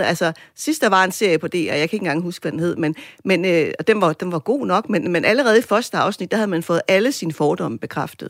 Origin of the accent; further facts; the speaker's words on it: Greenland; now in Denmark; som grønlænder i Danmark